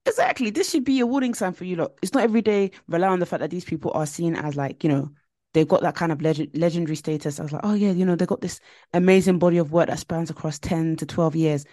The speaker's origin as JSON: {"language": "English", "country": "Nigeria", "said": "I'm Nigerian"}